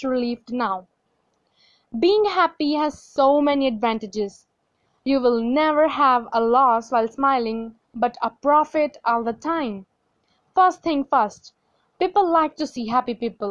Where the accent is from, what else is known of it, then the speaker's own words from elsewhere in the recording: India; from India and I am still studying.